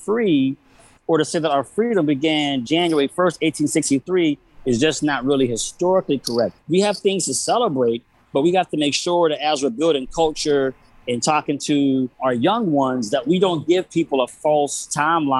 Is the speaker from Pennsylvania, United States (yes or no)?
yes; Pittsburgh, Pennsylvania, United States; now in New York, United States; I'm born and raised in Pittsburgh, love my home city.